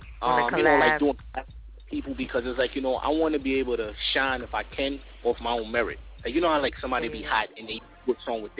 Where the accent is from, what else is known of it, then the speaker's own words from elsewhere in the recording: New York City, New York, United States; I'm from Brooklyn, Crown Heights area.